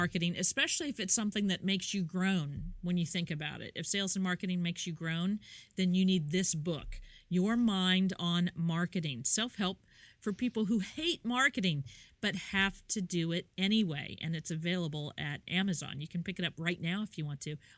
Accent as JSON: {"language": "English", "region": "Kansas", "country": "United States", "tie": "born or raised there", "moved": "yes", "said": "I am from Kansas originally."}